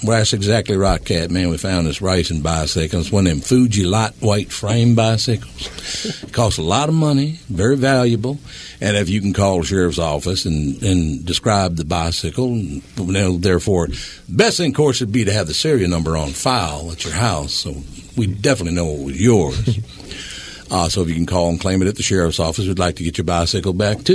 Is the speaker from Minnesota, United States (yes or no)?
yes; Minnesota, United States; moved away; I'm from Minnesota